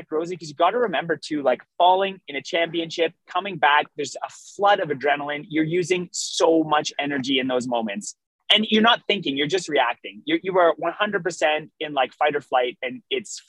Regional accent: Canada; I am still Canadian

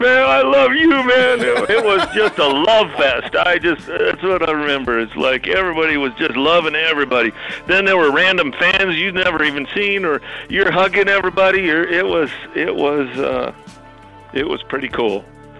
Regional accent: Spokane, Washington, United States; also born or lived in Corvallis, Montana / Mount Shasta, California; now in Butte, United States; I moved around a bunch of different places, but I grew up in Spokane, then moved to Corvallis, Montana, then Mount Shasta, California, and then Butte was where I ended up.

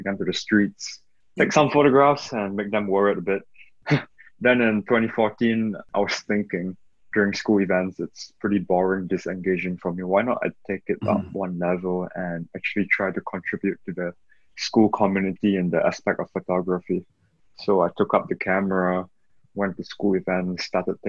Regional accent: Singapore; we come from the Anglo-Chinese School Independent Institution in Singapore

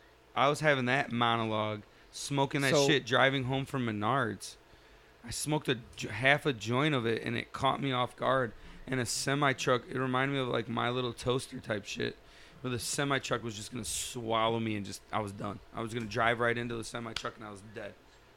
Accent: Illinois, United States; Hey, remember like 13 years ago I bought pot off of you? I was from Illinois. My buddy knew you.

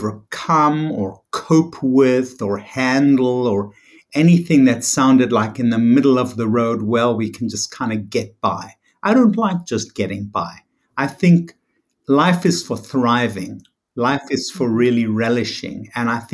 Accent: South Africa; moved away as an adult; also born or lived in New York; I was born in South Africa, raised in South Africa, lovely climate, very sunny.

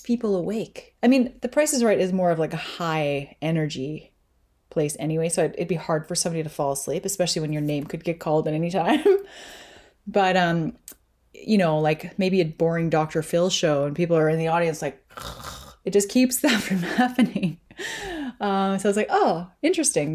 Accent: Canada; I'm Canadian

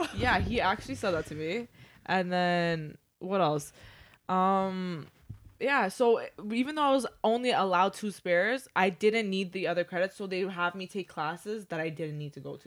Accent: Toronto, Ontario, Canada; now in Mississauga, Canada; I grew up mostly in Toronto

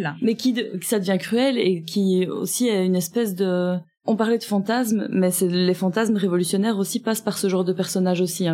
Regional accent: Vitrival, Wallonia, Belgium; dans mon village natal

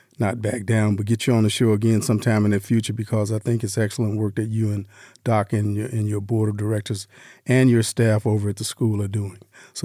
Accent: Las Vegas, Nevada, United States; I came here when I was 3 and a half and been here ever since.

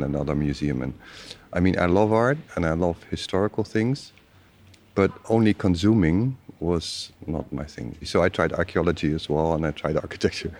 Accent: Utrecht, Netherlands; moved away; I'm from Utrecht, Holland, and I studied history in Utrecht

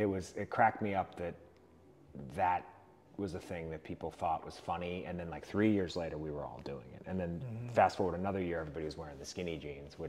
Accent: South Shore, Massachusetts, United States; I grew up in the South Shore

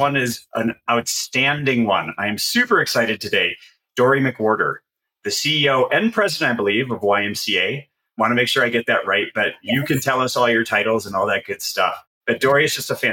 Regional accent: Midwest, United States; moved away as an adult; now in Colorado, United States; I'm a Midwesterner

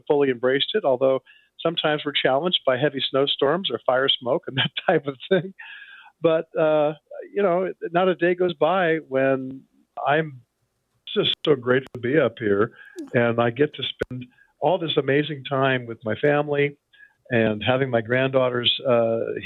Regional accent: San Bruno, California, United States; also born or lived in Walnut Creek, California / Sacramento, California / East Coast; now in Dutch Flat, United States; I grew up on the San Francisco Peninsula

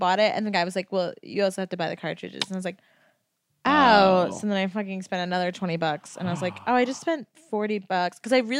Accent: Connecticut, United States; I'm from Connecticut

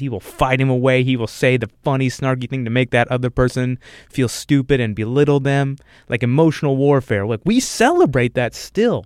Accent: United States; as an American

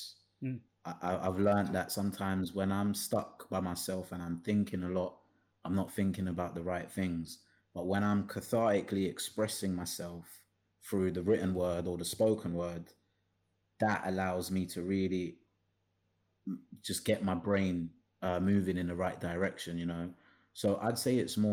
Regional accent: London, United Kingdom; Am I like a South Londoner?

